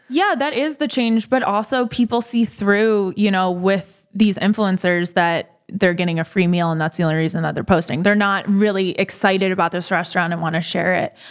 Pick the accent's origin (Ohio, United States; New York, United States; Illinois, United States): New York, United States; Buffalo; now in Delray Beach, United States; I'm from Buffalo